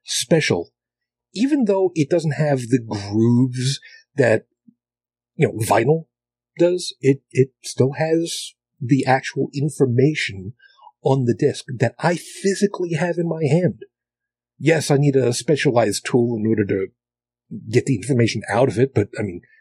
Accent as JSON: {"language": "English", "area": "Long Island", "region": "New York", "country": "United States", "tie": "born or raised there", "moved": "as an adult", "said": "I grew up on Long Island. I grew up in, suburbia"}